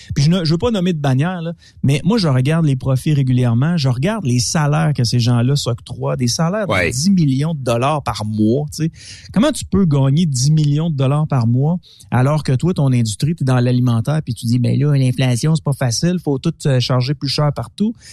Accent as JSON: {"language": "French", "region": "Quebec", "country": "Canada", "said": "en tant que Québécois"}